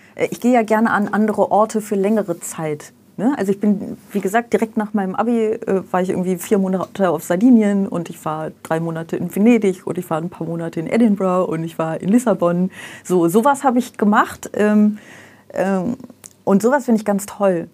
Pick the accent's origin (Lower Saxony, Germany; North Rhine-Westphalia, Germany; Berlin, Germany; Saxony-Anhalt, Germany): North Rhine-Westphalia, Germany; Aachen; moved away as an adult; also born or lived in Vaals, Netherlands / Brussels, Belgium; da bin ich irgendwie gefühlt in Aachen aufgewachsen.